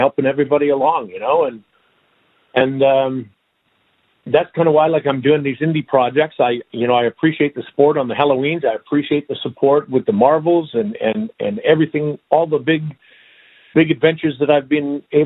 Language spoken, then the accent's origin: English; Saskatchewan, Canada; I'm originally from Canada, Saskatchewan.